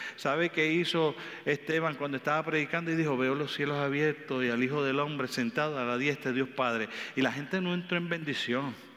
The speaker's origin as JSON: {"language": "Spanish", "country": "Puerto Rico"}